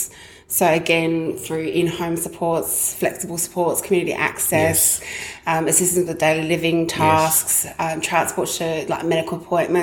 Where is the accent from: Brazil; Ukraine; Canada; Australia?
Australia; South Australia; now in Brisbane, Australia; I'm originally from South Australia